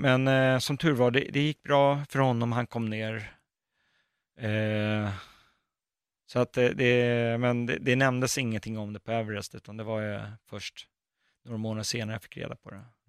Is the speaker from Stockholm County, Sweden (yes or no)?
yes; Botkyrka, Stockholm County, Sweden; Jag är uppväxt i Fittja